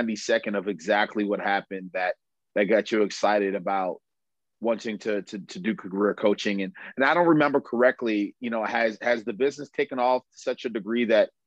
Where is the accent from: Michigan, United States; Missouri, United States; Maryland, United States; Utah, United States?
Maryland, United States; Baltimore; I'm from Baltimore